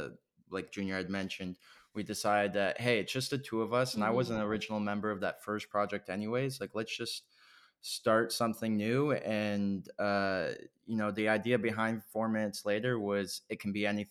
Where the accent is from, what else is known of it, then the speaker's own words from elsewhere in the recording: Canada; growing up in Canada